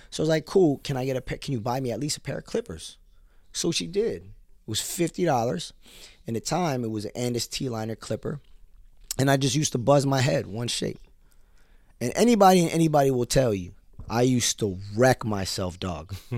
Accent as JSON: {"language": "English", "country": "United States", "said": "As a Filipino American"}